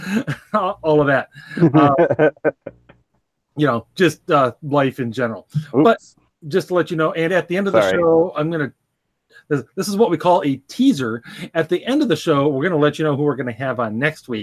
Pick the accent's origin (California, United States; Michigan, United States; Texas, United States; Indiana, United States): Michigan, United States; Southwest; I grew up Christian Reformed in Southwest Michigan